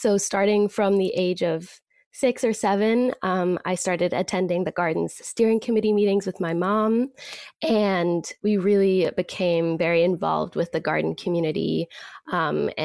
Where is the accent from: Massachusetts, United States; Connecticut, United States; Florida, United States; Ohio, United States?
Massachusetts, United States; Boston; also born or lived in Natick, Massachusetts; I grew up in Jamaica Plain, which is one of the greenest areas in Boston